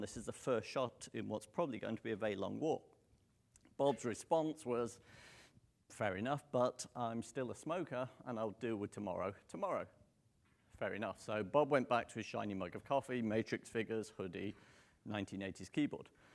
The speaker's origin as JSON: {"language": "English", "country": "United Kingdom", "accent": "British", "moved": "yes", "said": "you could probably tell from the accent I'm not local. Um, I'm British"}